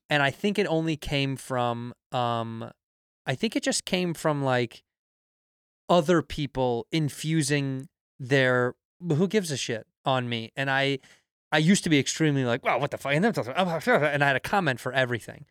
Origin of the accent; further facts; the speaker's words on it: Chicago, Illinois, United States; moved away; I'm from Chicago